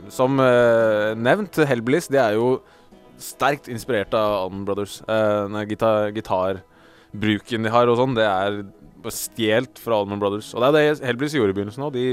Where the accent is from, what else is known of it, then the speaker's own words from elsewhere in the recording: Geilo, Buskerud, Norway; Jeg er fra Geilo.